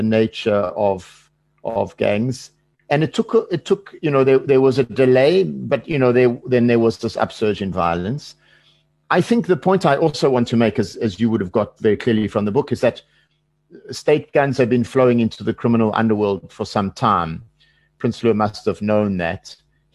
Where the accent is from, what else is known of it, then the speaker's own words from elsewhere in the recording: South Africa; as a South African